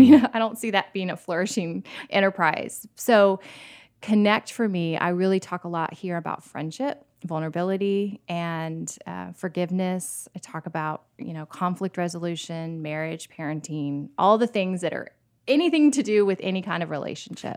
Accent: St. Petersburg, Florida, United States; also born or lived in New York; now in Nashville, United States; I grew up in Florida, and I could ride my bike to the Gulf, like, in Saint Petersburg

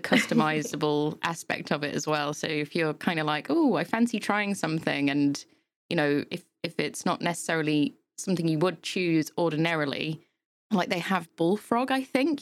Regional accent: Yorkshire and the Humber, United Kingdom; now in Milton Keynes, United Kingdom; I'm come from Yorkshire, so hills there are just insane.

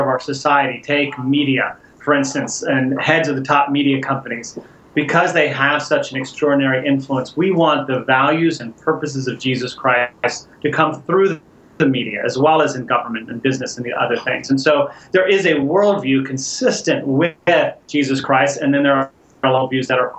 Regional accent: Houston, Texas, United States; moved away as an adult; I grew up in Houston, Texas

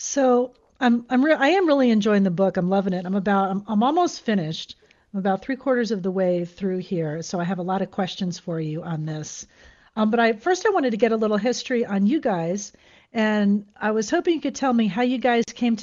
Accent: Florida, United States; moved away as an adult; now in San Diego, United States; I had moved away from my home state of Florida for the first time.

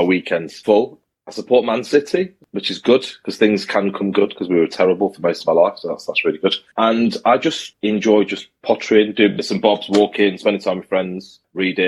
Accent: Manchester, North West England, United Kingdom; I'm from Manchester

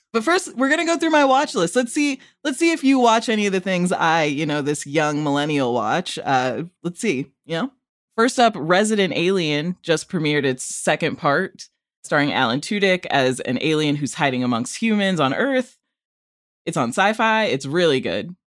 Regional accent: Rockford, Illinois, United States; my hometown, Rockford, Illinois

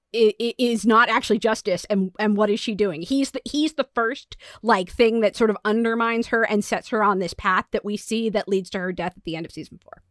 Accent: United States; as American

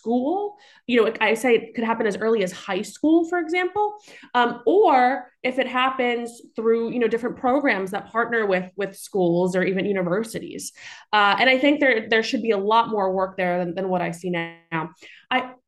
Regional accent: New York City, New York, United States; I grew up in Staten Island, New York.

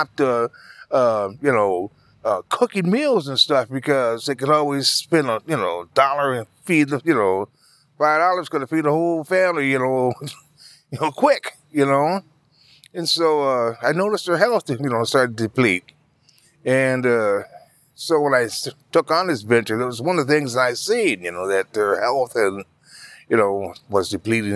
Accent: Madison, Wisconsin, United States; I'm from Wisconsin, you know, from Madison.

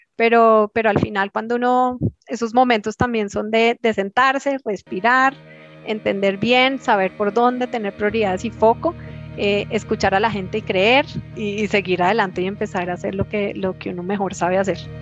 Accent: Colombia; como colombianos

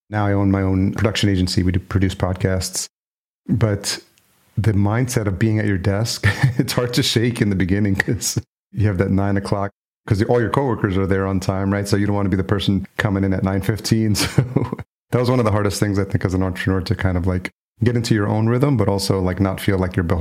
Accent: New York, United States; moved away as an adult; also born or lived in El Salvador; now in Minneapolis, United States; Actually, I was born in El Salvador, but my parents brought me here when I was a year old. I was raised in New York, actually.

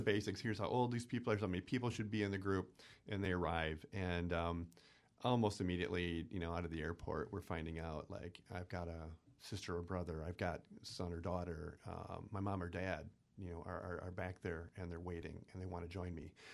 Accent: Stevens Point, Wisconsin, United States; I'm from Point.

